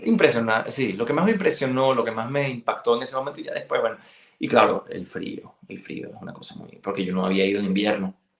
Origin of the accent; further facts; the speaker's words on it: Venezuela; first language Galician; Spanish is a second language; also born or lived in Spain / Sion, Switzerland; now in Geneva, Switzerland; el colegio era 100% venezolano